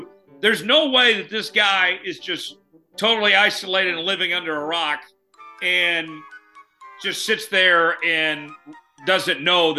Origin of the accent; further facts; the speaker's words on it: Oklahoma, United States; Being from Oklahoma, I had enough exposed about my home state.